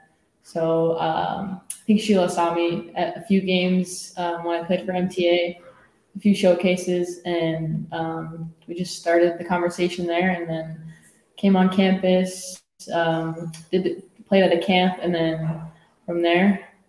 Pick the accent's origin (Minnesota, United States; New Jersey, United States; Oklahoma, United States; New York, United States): Minnesota, United States; Maple Grove; living in Minnesota, I grew up in Maple Grove.